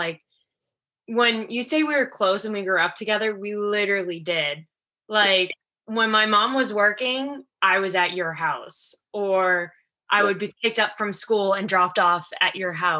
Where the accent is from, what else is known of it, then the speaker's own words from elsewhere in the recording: just south of Boston, Massachusetts, United States; now in New York, United States; we're from Massachusetts, just south of Boston